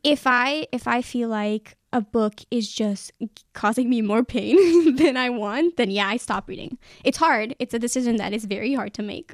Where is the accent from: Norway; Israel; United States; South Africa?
Israel; I'm from Israel